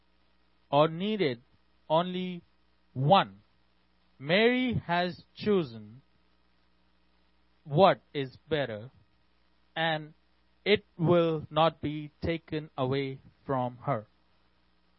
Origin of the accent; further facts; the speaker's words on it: India; I'm from India.